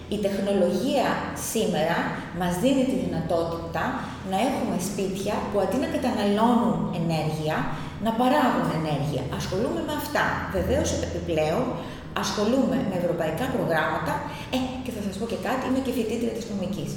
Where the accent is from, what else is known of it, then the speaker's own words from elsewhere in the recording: Pylaros, Kefalonia, Ionian Islands, Greece; Είμαι από την, κατάγομαι μάλλον από την Πύλαρο Κεφαλονιάς, πιο συγκεκριμένα από το χωριό Μακριώτικα